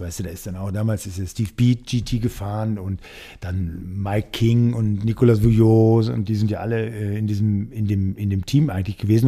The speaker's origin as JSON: {"language": "German", "town": "Dortmund", "region": "North Rhine-Westphalia", "country": "Germany", "tie": "born or raised there", "moved": "as an adult", "lives_now": "Munich, Germany", "said": "ich komme aus, also bin gebürtig in Dortmund groß geworden"}